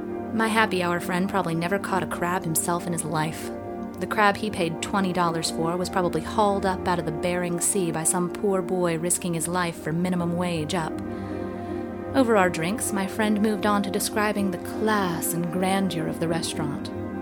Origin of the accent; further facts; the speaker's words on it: Maryland, United States; now in Seattle, United States; I'm from Maryland, which has a special connection to the water, too. I grew up as a self-proclaimed river rat, spending my days April through September swimming in the Severn River, a brackish tributary to the Chesapeake Bay.